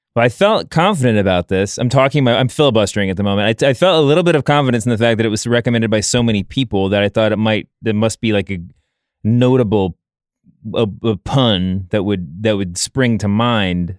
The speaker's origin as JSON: {"language": "English", "region": "New York", "country": "United States", "said": "as a New Yorker"}